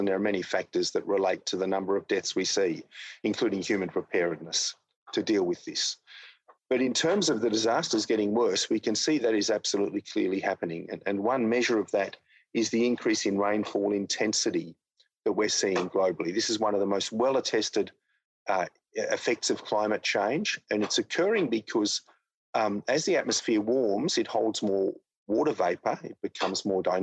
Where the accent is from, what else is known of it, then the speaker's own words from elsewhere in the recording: Australia; my home country of Australia